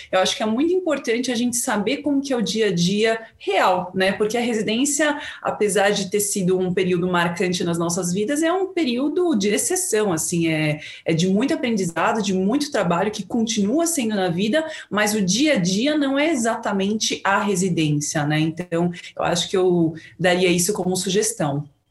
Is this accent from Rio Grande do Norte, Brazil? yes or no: no; São Paulo, Brazil; eu sou de São Paulo